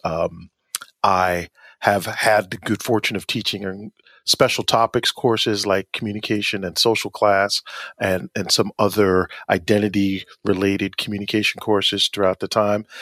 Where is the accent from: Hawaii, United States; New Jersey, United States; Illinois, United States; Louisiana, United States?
New Jersey, United States; Asbury Park; I was born and raised in Asbury Park